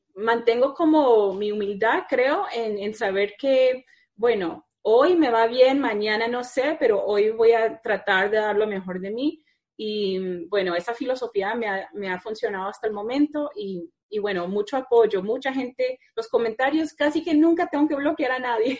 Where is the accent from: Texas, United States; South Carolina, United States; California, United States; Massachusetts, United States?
Massachusetts, United States; Needham; yo soy de Needham, que están justo al lado